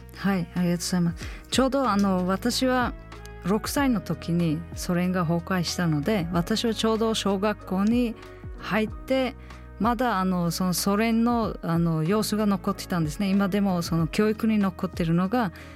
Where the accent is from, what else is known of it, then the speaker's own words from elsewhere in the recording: Uzbekistan; Japanese is a second language; moved away as an adult; now in Japan; 私は間違えた国に生まれた